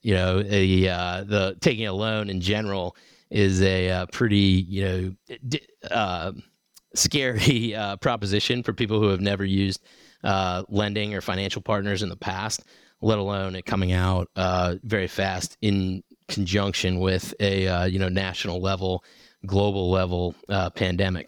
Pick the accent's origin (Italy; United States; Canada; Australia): United States; South Shore of Boston, Massachusetts; moved away as an adult; also born or lived in North Carolina / Nashville, Tennessee; now in Northeast Tennessee, United States; I grew up in New England on the South Shore of Boston